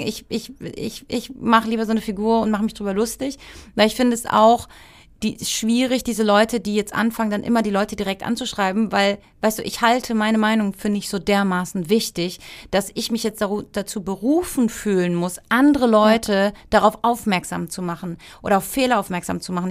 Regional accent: Heidelberg, Baden-Württemberg, Germany; moved away as an adult; also born or lived in Berlin / Cologne / Barcelona / Munich; now in Heidelberg, Germany; Ich komme nach Heidelberg, meine Familie wohnt dort und es ist meine Heimat

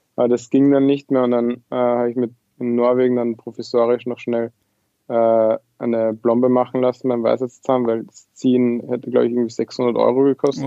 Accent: Lower Austria, Austria; moved away as an adult; also born or lived in Vienna; now in Trondheim, Norway; Ja, ich bin aus Österreich. Äh, ich habe sechs Jahre in Wien studiert und gelebt, äh, bin aber ursprünglich äh, nicht aus Wien, sondern aus Niederösterreich

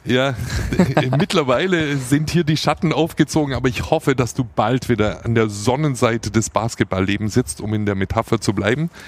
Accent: Swabia, Baden-Württemberg, Germany; accent: Swabian; first language Standard German and Swabian; ich bin ja zweisprachig aufgewachsen, Hochdeutsch und Schwäbisch. Und äh, ich bin auch Schwabe aus Passion

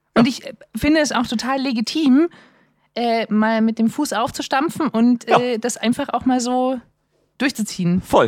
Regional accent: the East, eastern Germany, Germany; ich komme auch aus dem Osten

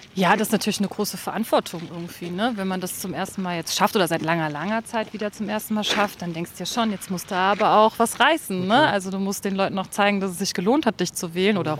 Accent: Germany; also born or lived in Rhine; now in Berlin, Germany; ich bin an der Mosel geboren, habe am Rhein gelebt und jetzt äh, lebe ich fast an der Spree

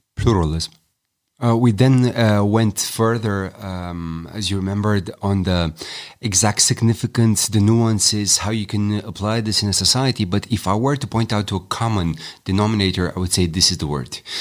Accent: Romania; I'm Romanian

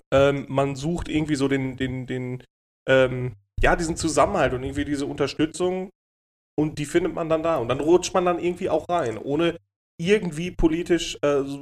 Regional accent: Dortmund, North Rhine-Westphalia, Germany; Ich bin Dortmunder, ich bin Dortmunder.

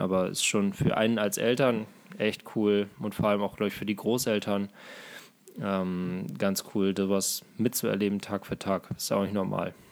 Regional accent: Glandorf, Lower Saxony, Germany; mein Heimatdorf Glandorf

